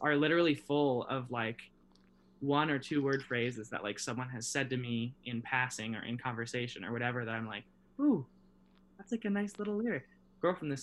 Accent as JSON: {"language": "English", "town": "Omaha", "region": "Nebraska", "country": "United States", "tie": "born or raised there", "also_born_or_lived": "Lincoln, Nebraska", "said": "growing up in Omaha, it was kind of like, well, which parking lot are we going to tonight, fellas?"}